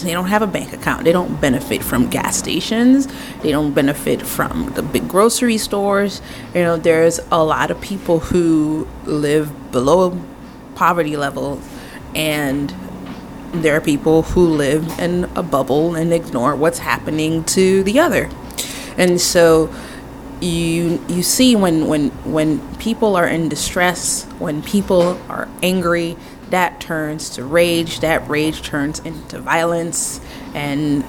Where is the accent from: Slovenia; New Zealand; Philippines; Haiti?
Haiti; now in United States; I'm from Wakanda, a.k.a. Haiti